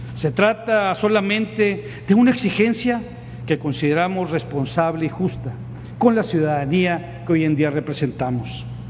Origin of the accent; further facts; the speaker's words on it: Tamaulipas, Mexico; como somos los tamaulipecos